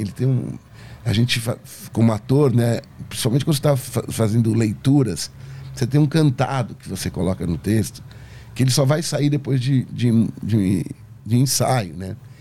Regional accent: Brazil; eu sou do Brasil

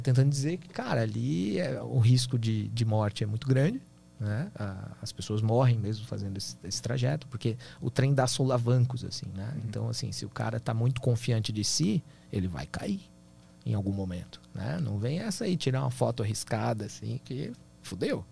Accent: Brazil; eu sou brasileiro

